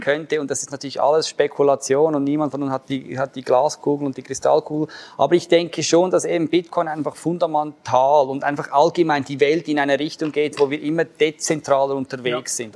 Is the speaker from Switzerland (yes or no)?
yes; Switzerland; als Schweizer